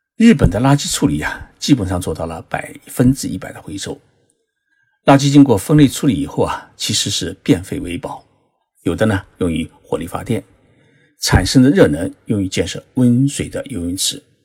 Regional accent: China; now in Japan; 像我们中国人比较喜欢吃的，呃，豆腐乳

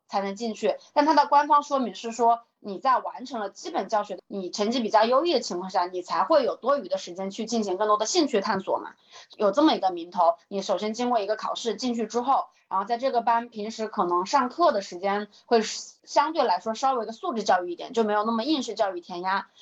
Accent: Hubei, China; 我在湖北，按道理来说，湖北也算是一个钓鱼大省了吧。我小的时候也是在一个县里头长大的

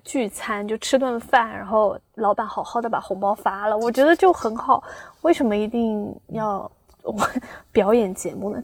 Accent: Xiamen, Fujian, China; 我是厦门的嘛

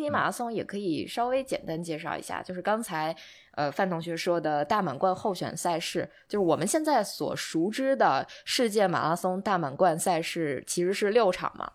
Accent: Baotou, Inner Mongolia, China; moved away; 我回包头参加比赛

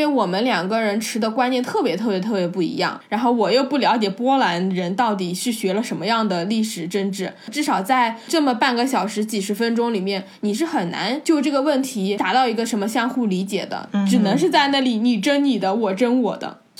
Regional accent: China; 我作为一个中国人

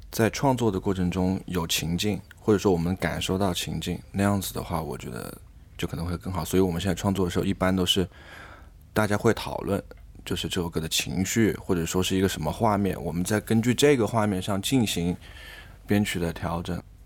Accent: Changsha, Hunan, China; 我们都是湖南的，我和贝斯吧，应该我们都是长沙人

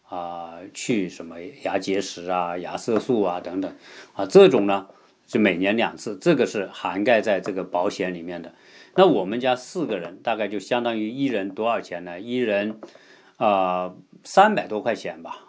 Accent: China; 我们中国人

